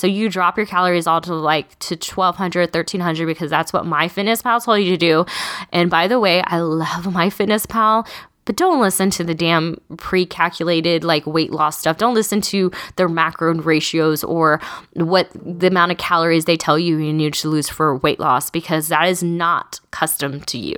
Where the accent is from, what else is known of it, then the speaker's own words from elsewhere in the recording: Texas, United States; I'm also from Texas